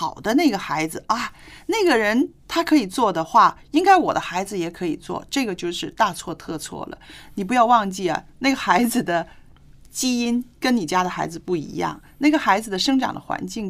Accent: China; 我们中国人

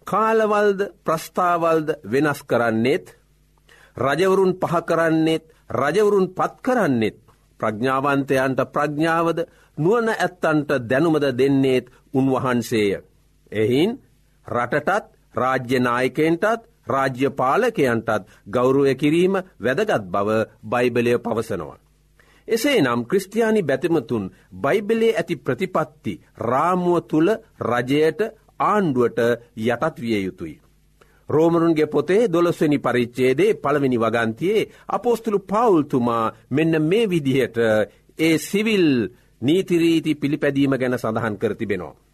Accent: Sri Lanka; අප උපන් රට අපි මැරෙන රට ශ්‍රී ලංකාවයි.

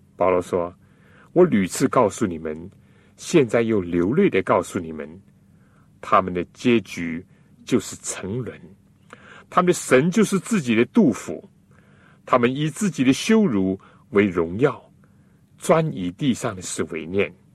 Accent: China; 我们中国人

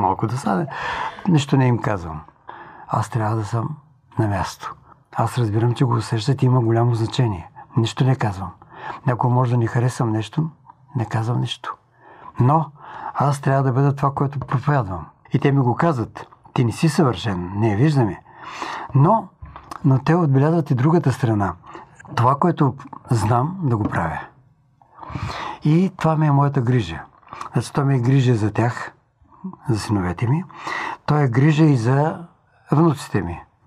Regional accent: Tutrakan, Silistra Province, Bulgaria; moved away; also born or lived in Dobrich; Моята прапрабаба е всъщност една от първите адвентистки в моя роден град Тутраган

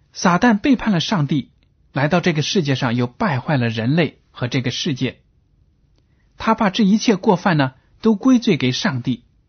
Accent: China; 我们中国人说，善有善报，恶有恶报

